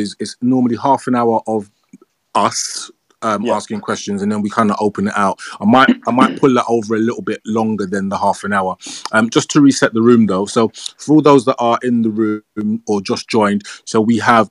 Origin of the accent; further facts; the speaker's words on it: London, United Kingdom; growing up in Tottenham.